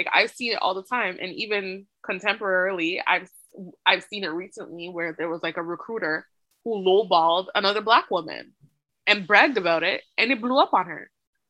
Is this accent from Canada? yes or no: yes; Canada; But when you talk to a Canadian, because of the way that Canadian society is, we don't ask you to assimilate to be a Canadian